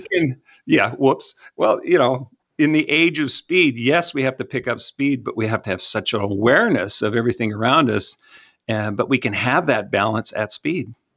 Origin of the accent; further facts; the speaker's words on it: Canada; now in Texas, United States; I'm from Canada. I didn't know what a bottle rocket was until I moved down to Texas